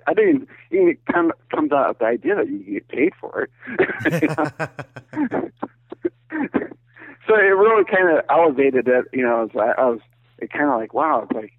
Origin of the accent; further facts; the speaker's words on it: Iowa, United States; I'm from originally from Iowa, the Hawkeye State, and I grew up in more of the metropolitan area